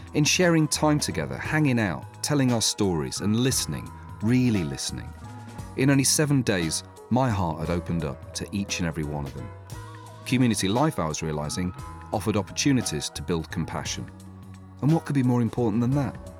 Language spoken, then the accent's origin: English; England, United Kingdom; being English